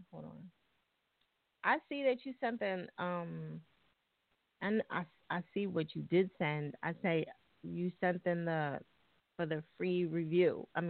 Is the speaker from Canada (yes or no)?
no; New Jersey, United States; I'm from Jersey. You know, we fuck everything up.